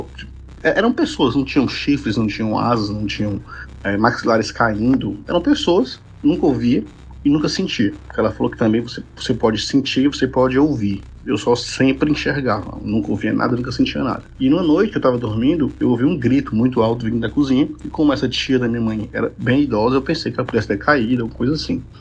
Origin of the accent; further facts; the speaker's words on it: Ceará, Brazil; eu sou cearense.